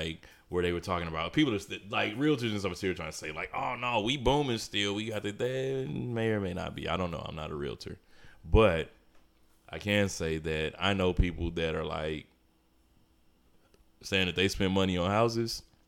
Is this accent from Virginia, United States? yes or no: no; St. Louis, Missouri, United States; I'm from St. Louis.